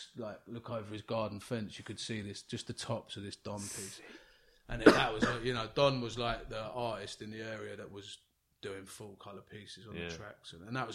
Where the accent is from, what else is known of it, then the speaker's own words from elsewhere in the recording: Richmond, London, United Kingdom; also born or lived in Kingston; Richmond is where I grew up.